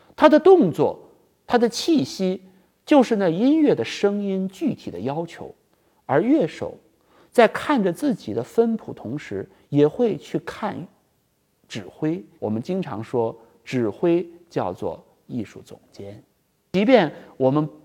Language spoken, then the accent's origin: Chinese; China; 作为我们中国人来说